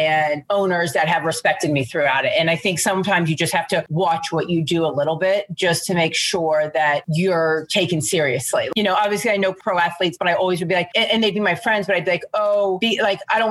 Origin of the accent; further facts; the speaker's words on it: Alexandria, Virginia, United States; I'm from right outside Washington, D.C. in Alexandria, Virginia. Born and raised there